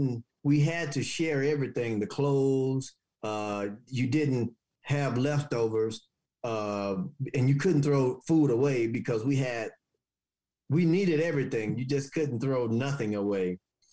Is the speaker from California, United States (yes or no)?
no; Haytown, Missouri, United States; moved away; I'm originally from Haytown, Missouri, a small little town south of St. Louis, like 3.5 hours, maybe 4 hours south of St. Louis. It was small. We had dirt roads, outhouses.